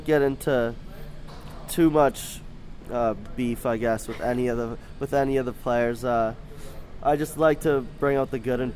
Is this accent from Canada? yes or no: yes; Lloydminster, Canada; We were always Oilers fans growing up, because growing up in Lloydminster, they were the closest team to us